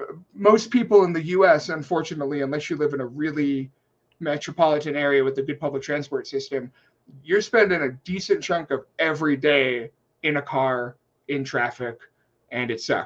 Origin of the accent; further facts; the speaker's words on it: Guam; I'm coming from Guam.